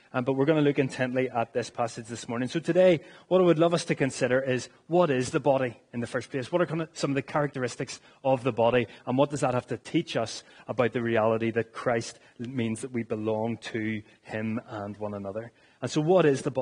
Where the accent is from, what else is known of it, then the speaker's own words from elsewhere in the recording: Northern Ireland, United Kingdom; as Northern Irish people